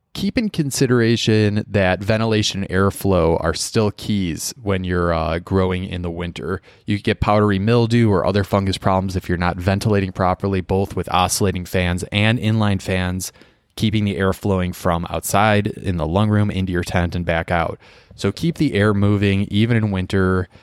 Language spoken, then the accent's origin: English; Midwest, United States; I'm from the Midwest